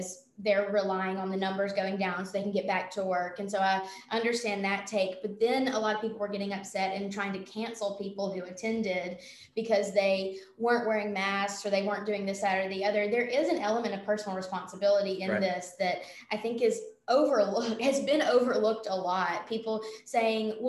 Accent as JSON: {"language": "English", "town": "Anniston", "region": "Alabama", "country": "United States", "tie": "born or raised there", "said": "I grew up in Anniston, Alabama, which is pretty close to Atlanta"}